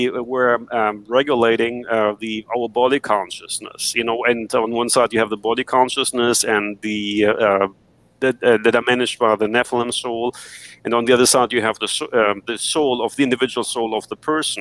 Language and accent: English; Germany; I grew up in Germany